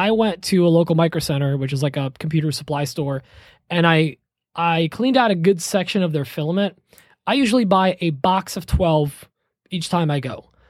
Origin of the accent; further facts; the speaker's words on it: Poland; moved away; I'm from Poland